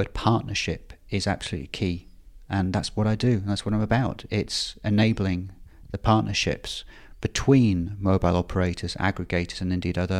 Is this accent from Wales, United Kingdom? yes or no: no; Bradford, Yorkshire and the Humber, United Kingdom; born there; I was born in Bradford, indeed.